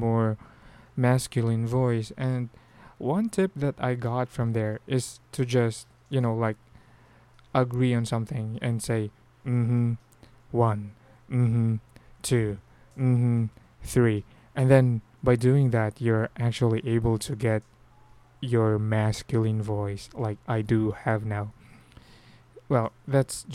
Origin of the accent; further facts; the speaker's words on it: Philippines; accent: Filipino; we actually have a very strong Filipino accent